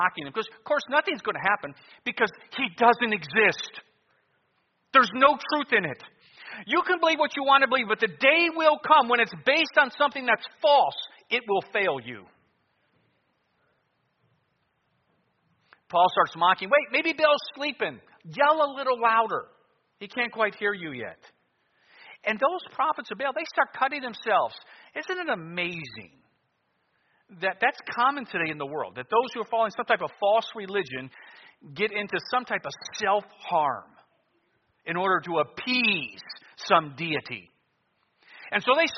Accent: United States; being an American

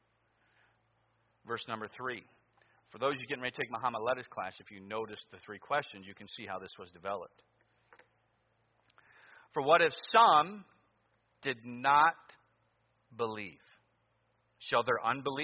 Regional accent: Cleveland, Ohio, United States; Growing up in Cleveland, you're probably going to follow sports

